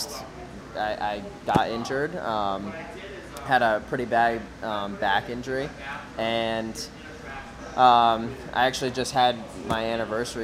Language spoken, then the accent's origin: English; Westerly, Rhode Island, United States; So I was born and raised in Rhode Island, westerly, right where Vintage is